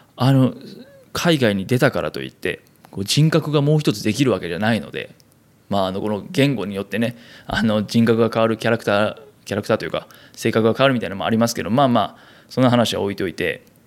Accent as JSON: {"language": "Japanese", "region": "Kansai", "country": "Japan", "tie": "born or raised there", "also_born_or_lived": "Tokyo", "moved": "as an adult", "said": "関西の出身で、まあ、大学まで関西で"}